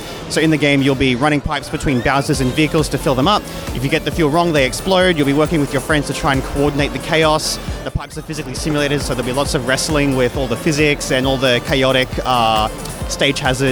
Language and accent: English; Brisbane, Queensland, Australia; I'm from Brisbane, Australia